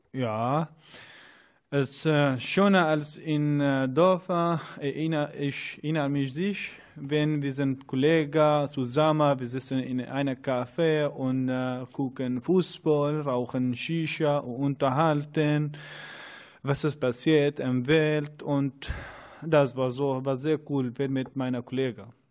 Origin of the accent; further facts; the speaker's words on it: northern Iraq, Iraq; German is a second language; moved away as an adult; now in Germany; ich komme aus dem Irak, bin 28 Jahre alt